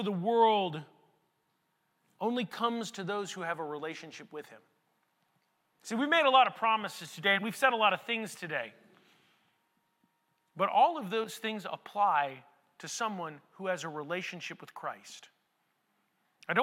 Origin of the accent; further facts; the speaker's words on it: United States; I'm from America